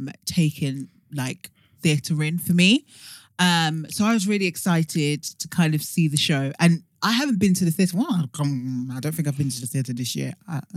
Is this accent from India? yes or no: no; London, United Kingdom; being first generation British Nigerian